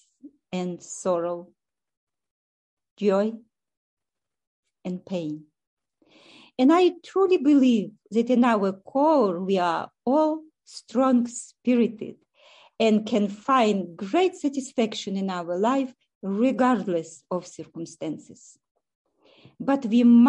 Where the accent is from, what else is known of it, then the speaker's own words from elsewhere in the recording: Ukraine; moved away as an adult; also born or lived in Russia / Kyiv, Ukraine; now in Canada; I was born in Russia, grew up in Ukraine, and for the last 29 years, I have lived in Canada.